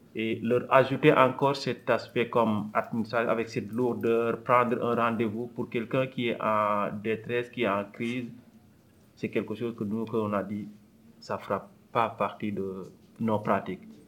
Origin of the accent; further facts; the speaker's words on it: Senegal; also born or lived in France; now in Montreal, Canada; Je suis né au Sénégal, j'ai fait mes études en France et je suis arrivé au pays, euh, le Québec, en 2007